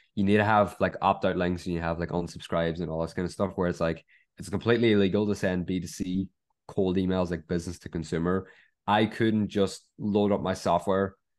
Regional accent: Ireland; we're all Irish

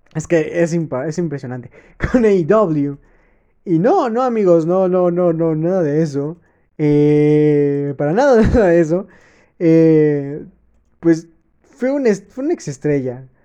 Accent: Mexico; como buen mexicano

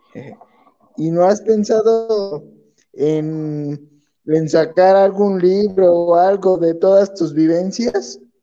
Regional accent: Mexico; aquí en México

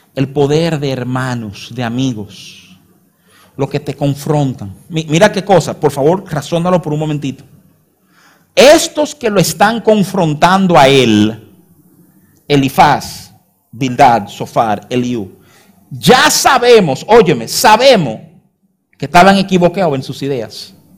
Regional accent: Dominican Republic; uno lo lee como dominicano

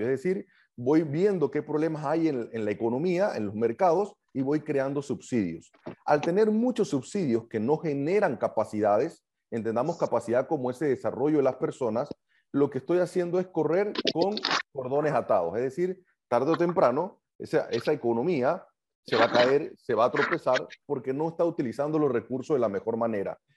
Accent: Panama; lo estamos pagando todo como panameños

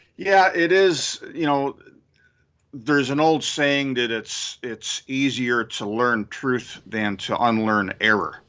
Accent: Syracuse, New York, United States; racist highways near where I grew up in Syracuse, New York

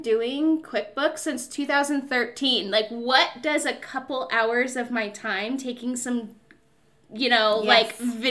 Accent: Cleveland, Ohio, United States; now in Utah, United States; I'm from Cleveland

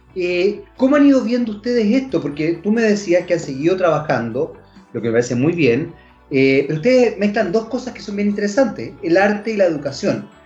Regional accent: Chile; nuestro país

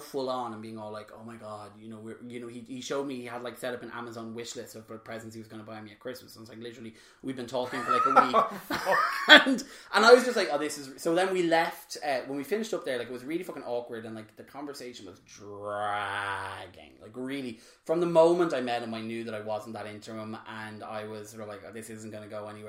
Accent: Drogheda, Leinster, Ireland; my hometown up in Drogheda

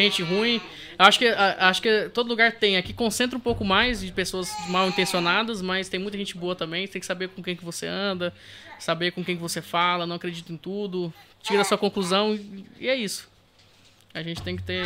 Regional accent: Brazil; now in Portugal

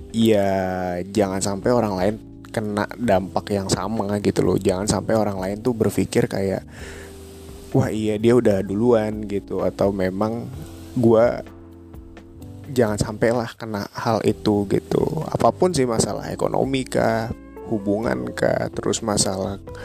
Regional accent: Jakarta, Indonesia; Gue asal Jakarta Lahir di Jakarta

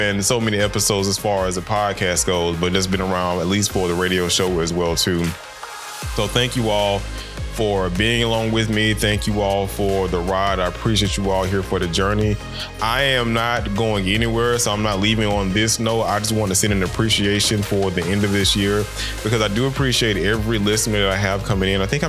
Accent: Macon, Georgia, United States; I come from the deep South, from out of Macon, Georgia. And I grew up in the old time South

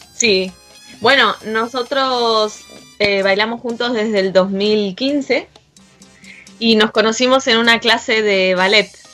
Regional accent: Buenos Aires conurbano, Buenos Aires Province, Argentina; moved away as an adult; now in Madrid, Spain; yo soy de, Buenos Aires, del conurbano

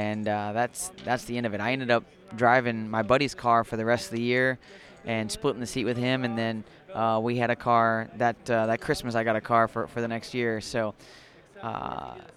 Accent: Springfield, Illinois, United States; I grew up in Springfield, Illinois

